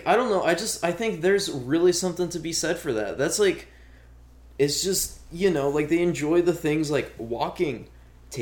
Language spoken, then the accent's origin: English; North Dakota, United States; growing up in North Dakota